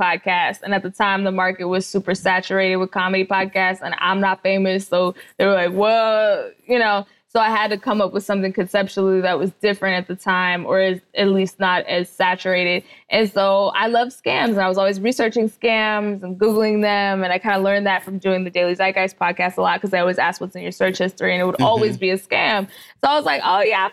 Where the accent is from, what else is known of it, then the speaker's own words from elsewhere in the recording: Dallas, Texas, United States; also born or lived in Miami-Dade, Florida; now in Los Angeles, United States; I'm from Dallas, Texas